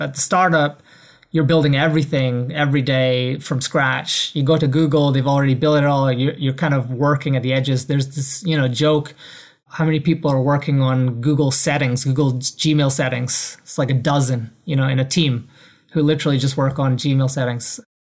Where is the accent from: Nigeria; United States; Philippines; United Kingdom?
United Kingdom; Edinburgh, Scotland; moved away as an adult; also born or lived in London; I grew up in Edinburgh, Scotland